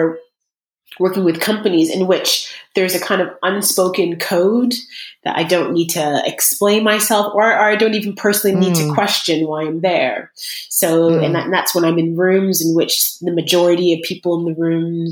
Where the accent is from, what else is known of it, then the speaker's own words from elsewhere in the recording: Brampton, Ontario, Canada; moved away as an adult; also born or lived in United States; now in London, United Kingdom; growing up in Canada